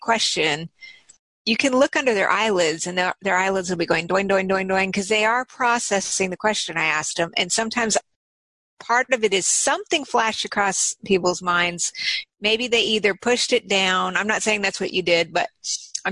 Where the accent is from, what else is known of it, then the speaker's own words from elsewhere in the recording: Albuquerque, New Mexico, United States; from Albuquerque